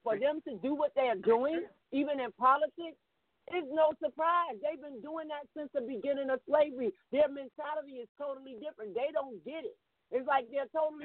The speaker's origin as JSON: {"language": "English", "country": "United States", "tie": "born or raised there", "said": "I'm a black born in America"}